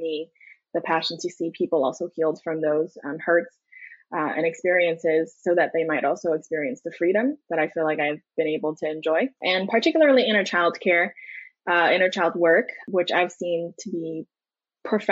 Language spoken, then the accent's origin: English; New York City, New York, United States; also born or lived in China; I was born and raised in New York City, Manhattan. I did spend a couple years early on in rural China, but I came out here again for first grade